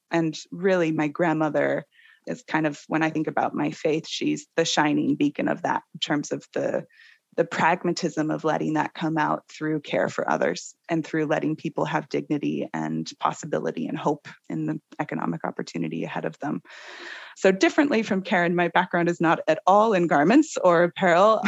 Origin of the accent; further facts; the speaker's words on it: Seattle, Washington, United States; I am originally from Seattle, born and bred